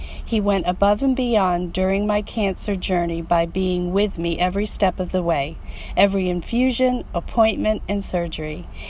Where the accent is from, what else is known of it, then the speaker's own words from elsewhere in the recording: Orlando, Florida, United States; I'm from Orlando, Florida